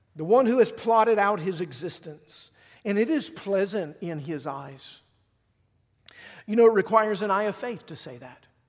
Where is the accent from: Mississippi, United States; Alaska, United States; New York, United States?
Mississippi, United States; moved away; I'm from Mississippi